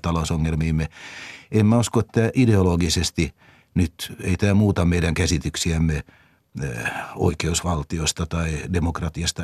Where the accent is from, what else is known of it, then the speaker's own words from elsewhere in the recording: Finland; minun ikäisillä suomalaisilla